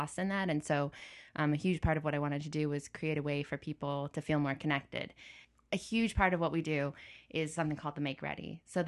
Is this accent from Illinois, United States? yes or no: yes; Champaign, Illinois, United States; I was fortunate to grow up in a university town, which is Champaign-Urbana.